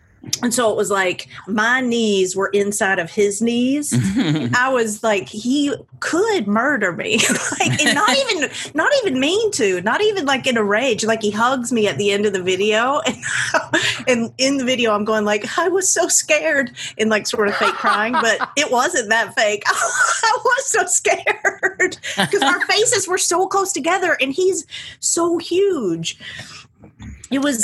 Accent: Georgia, United States; I'm from Georgia

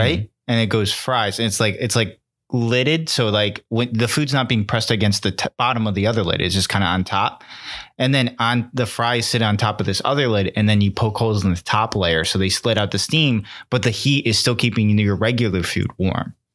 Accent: Connecticut, United States; we're from Connecticut

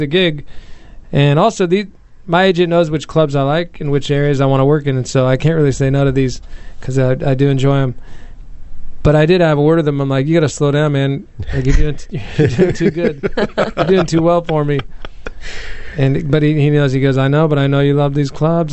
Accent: United States; also born or lived in San Francisco / Australia; I am American

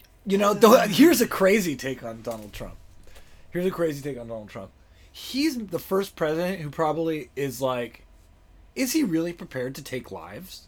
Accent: Toronto, Ontario, Canada; moved away as an adult; now in Los Angeles, United States; I was born in Toronto, and then I was doing comedy in Toronto

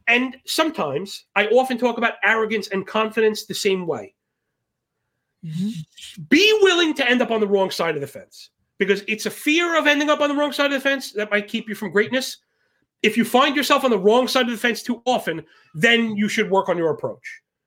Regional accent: New York City, New York, United States; born and bred in Brooklyn

